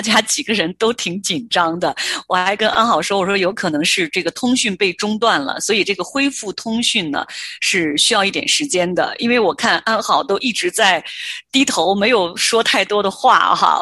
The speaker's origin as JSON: {"language": "Chinese", "region": "Henan", "country": "China", "tie": "born or raised there", "moved": "as an adult", "said": "我生在河南，长在河南，一直在河南，啊，成长到，呃，成年我才离开。那我确实有很多的亲人、朋友、同学都还在中原大地上生活哈"}